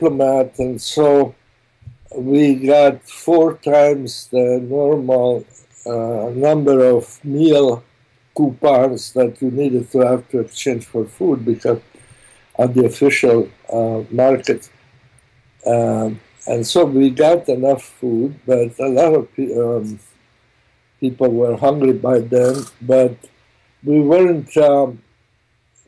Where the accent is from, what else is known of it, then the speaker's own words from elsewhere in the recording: Rijeka, Primorje-Gorski Kotar County, Croatia; first language German; English is a second language; moved away; I was born in Italy in a little town called Fiume, where my father was Hungarian consul